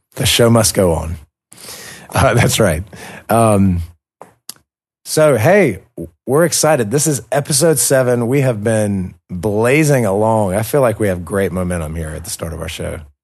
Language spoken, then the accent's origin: English; United States; now in Caucasus; we're from America, and America just is a very diverse place